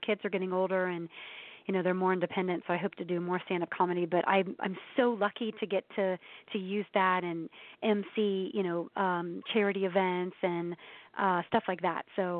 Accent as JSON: {"language": "English", "region": "Ohio", "country": "United States", "moved": "yes", "lives_now": "Atlanta, United States", "said": "I'm from the Midwest. I'm from Ohio, so they're pretty down-to-earth people."}